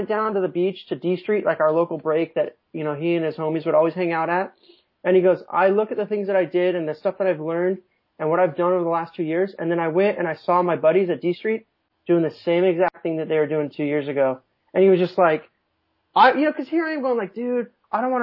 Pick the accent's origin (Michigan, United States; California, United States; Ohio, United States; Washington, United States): California, United States; Southern; born or raised there; moved away as an adult; also born or lived in New Mexico